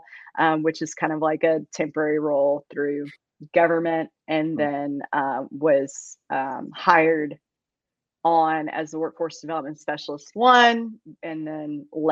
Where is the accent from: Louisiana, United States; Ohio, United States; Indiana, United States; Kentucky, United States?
Kentucky, United States; Campbellsville; moved away as an adult; now in Athens, Alabama, United States; I was born and raised in Campbellsville, Kentucky, and that is in central Kentucky.